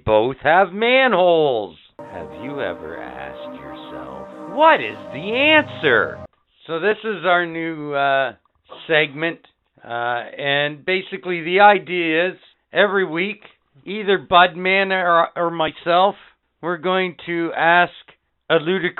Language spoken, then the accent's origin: English; Canada; We're fuck Canadian.